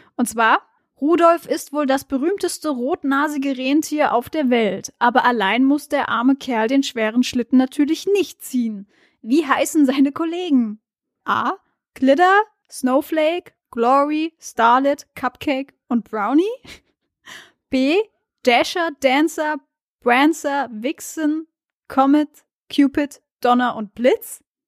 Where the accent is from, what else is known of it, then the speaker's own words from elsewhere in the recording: Mainz, Rhineland-Palatinate, Germany; ich aus dem Mainzer Raum komme